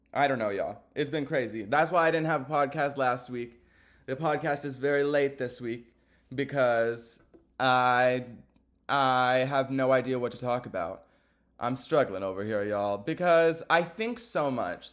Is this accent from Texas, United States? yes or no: yes; Texas, United States; I'm a Texan, y'all. I'm not used to the cold like that.